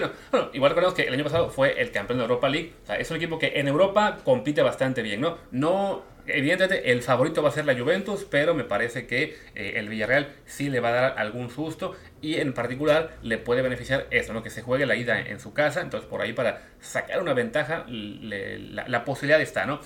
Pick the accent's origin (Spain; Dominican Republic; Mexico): Mexico